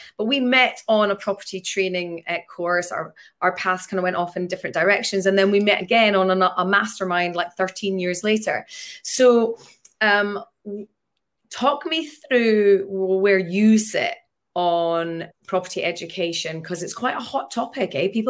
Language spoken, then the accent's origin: English; Scotland, United Kingdom; being Scottish, we're bold and brave, right?